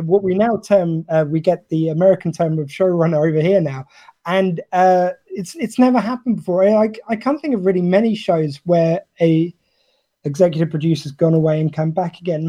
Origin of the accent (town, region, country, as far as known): United Kingdom